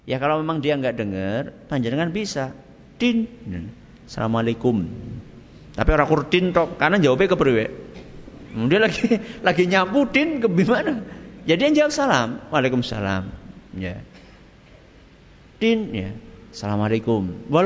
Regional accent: Java, Indonesia; Tapi kalau umumnya orang, apalagi kita orang Jawa

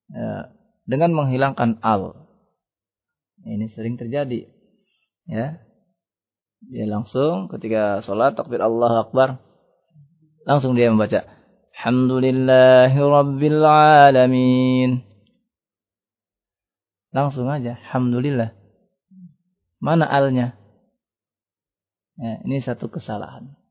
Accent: Java, Indonesia; Kemudian biasanya orang Jawa nih ya, kita orang Jawa ya. Dia mengucapkan ngalamin.

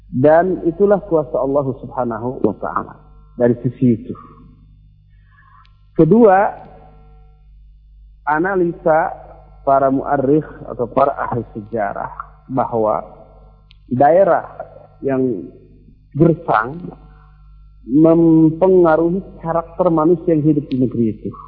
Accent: Bandung, West Java, Indonesia; Coba lihat, kita orang Bandung di sini, rata-rata kesannya lembut, lunak, lele, begitu ya.

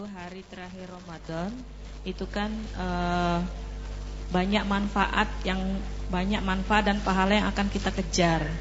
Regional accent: Aceh, Indonesia; karena saya berasal dari Aceh sedangkan kita di sini cuman sementara menuntut ilmu di Jawa.

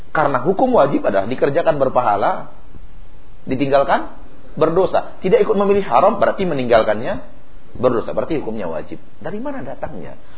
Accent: West Sumatra, Indonesia; Ganti guling kata orang Jawa, Pak. Kalau kita orang Minang ganti lapia.

